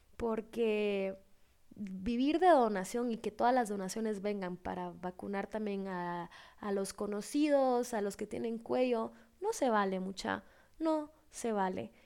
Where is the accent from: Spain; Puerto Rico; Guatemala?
Guatemala; soy, soy de Guatemala, tengo 25 años